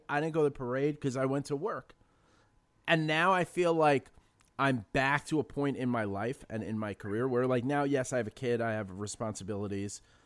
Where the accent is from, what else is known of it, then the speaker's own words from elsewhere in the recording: New York City, New York, United States; I grew up in the Bronx and in an area called City Island